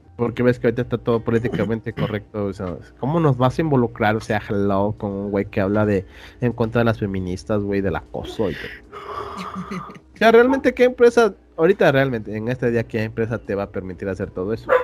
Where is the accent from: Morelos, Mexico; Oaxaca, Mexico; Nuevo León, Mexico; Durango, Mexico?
Oaxaca, Mexico